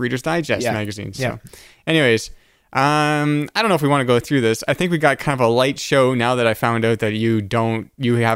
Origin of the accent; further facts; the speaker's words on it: Canada; as a Canadian